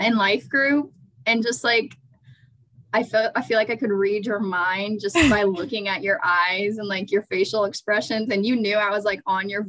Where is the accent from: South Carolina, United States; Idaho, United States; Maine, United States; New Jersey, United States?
South Carolina, United States; Charleston; born or raised there; also born or lived in Atlanta, Georgia